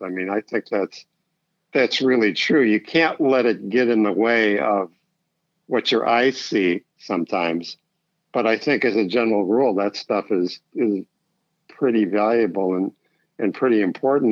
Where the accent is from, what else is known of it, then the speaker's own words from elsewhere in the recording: Chicago, Illinois, United States; also born or lived in Niles, Illinois; I grew up in Chicago, and uh, I actually lived on the north side, and then in the suburbs.